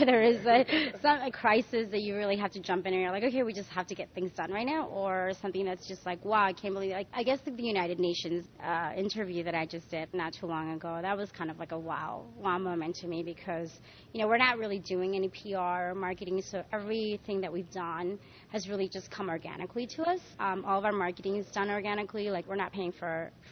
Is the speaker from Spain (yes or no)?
yes; Spain; now in New York, United States; I was born and raised in Spain